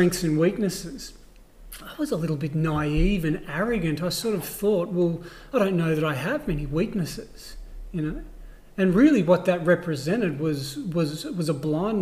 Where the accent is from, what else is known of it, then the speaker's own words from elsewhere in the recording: Australia; I'm Australian